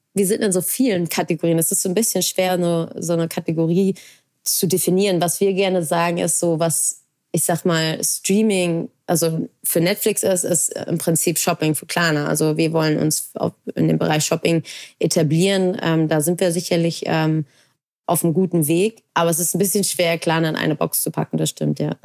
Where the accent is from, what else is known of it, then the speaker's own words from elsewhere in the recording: Hamburg, Germany; weil ich gebürtige Hamburgerin bin